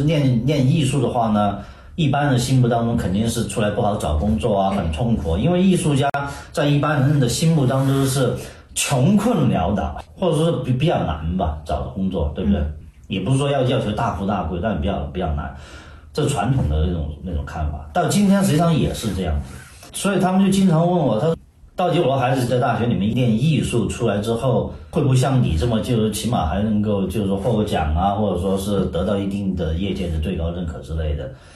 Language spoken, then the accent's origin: Chinese; China; moved away; 实际上我们以前的中国长大